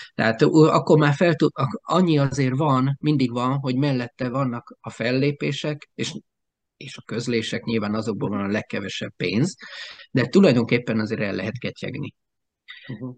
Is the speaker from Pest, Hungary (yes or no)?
no; Alsópáhok, Zala, Hungary; now in Keszthely, Hungary; én mellette alsópáokon nőttem fel